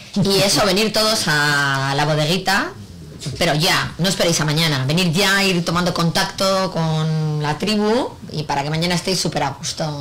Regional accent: Bilbao, Basque Country, Spain; also born or lived in Mexico; yo soy de Bilbao, no soy de Laredo, pero llevo veraneando aquí desde que nací

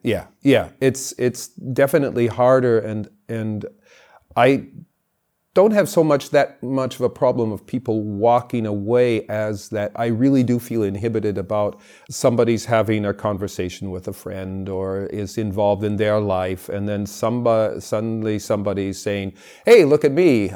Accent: California, United States; I grew up in California

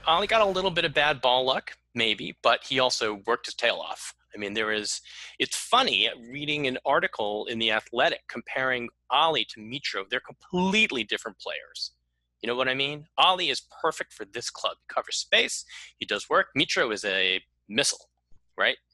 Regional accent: United States; as an American.

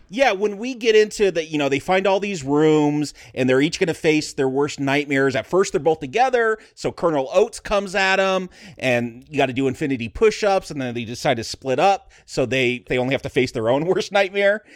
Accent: Vasquez Rocks area, California, United States; this is my hometown. Like Vasquez Rocks, where that Star Trek episode takes place and where Bill and Ted's going to get thrown off, that was just a few miles from where I lived

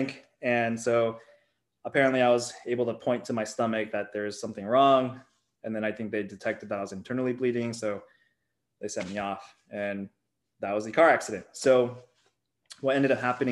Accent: Silicon Valley, California, United States; Being born and raised in Silicon Valley

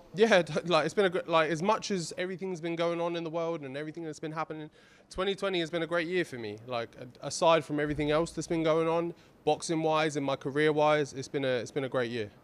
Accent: Ipswich, East of England, United Kingdom; we're from Ipswich, East Anglia

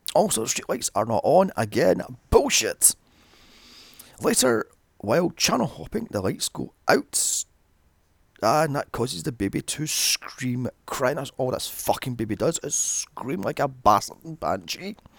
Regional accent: Glasgow, Scotland, United Kingdom; my hometown of Glasgow

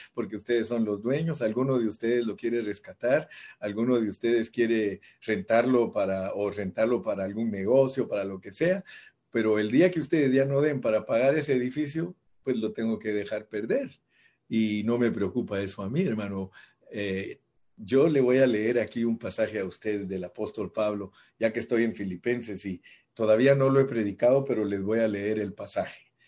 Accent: Guatemala; soy de Guate

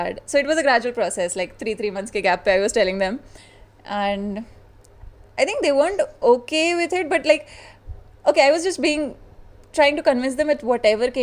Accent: Jaipur, Rajasthan, India; I'm from Jaipur

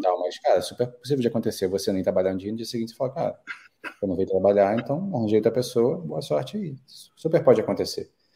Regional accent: Rio de Janeiro, Brazil; moved away as an adult; also born or lived in Mexico; now in Sydney, Australia; nós que viemos do Brasil, Rio de Janeiro ainda por cima

